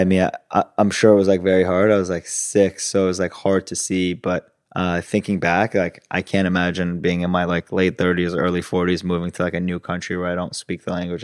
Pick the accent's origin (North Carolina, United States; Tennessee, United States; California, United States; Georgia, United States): California, United States; Los Angeles; English is a second language; also born or lived in Italy; moved to L A when I was six, and my brother was four, so in two thousand, and then grew up in L A most of my life